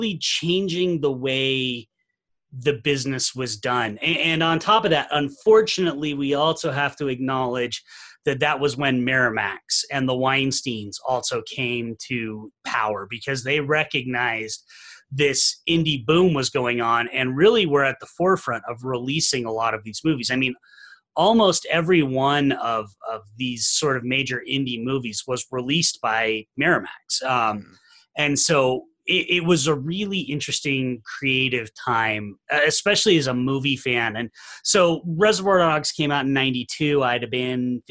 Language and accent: English; Salt Lake City, Utah, United States; I'm from Salt Lake City, Utah. I'm from the home of the Sundance Film Festival. So I was here in high school